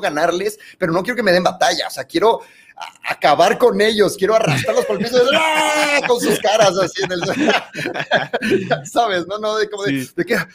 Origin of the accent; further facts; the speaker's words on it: Mexico City, Mexico; also born or lived in Monterrey, Nuevo León; nos mudamos a la Ciudad de México.